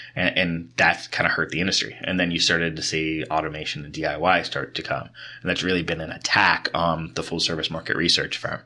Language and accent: English; Kentucky, United States; both of us growing up in Kentucky